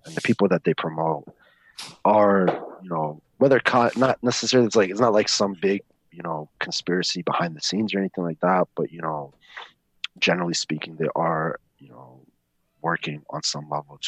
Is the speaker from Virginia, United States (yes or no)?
no; New York, United States; I grew up in the Bronx.